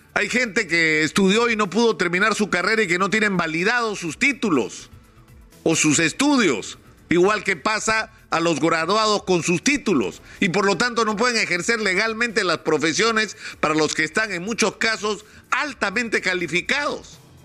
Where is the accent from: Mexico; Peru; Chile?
Peru